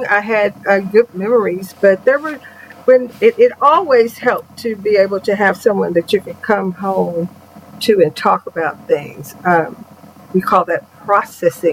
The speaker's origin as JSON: {"language": "English", "town": "Houston", "region": "Texas", "country": "United States", "tie": "born or raised there", "said": "I grew up in Houston, Texas"}